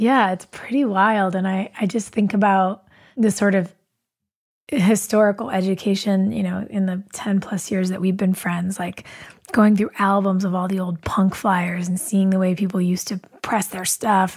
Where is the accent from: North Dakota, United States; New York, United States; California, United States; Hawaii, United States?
California, United States; Southern; I grew up uh, in Southern California